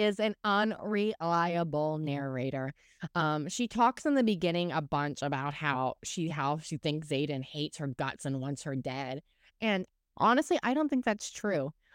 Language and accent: English; Oklahoma, United States; when I was a kid, we grew up in Oklahoma